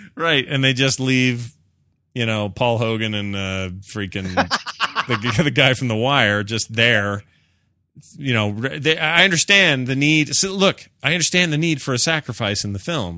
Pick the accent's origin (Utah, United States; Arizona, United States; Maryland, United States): Utah, United States; my home state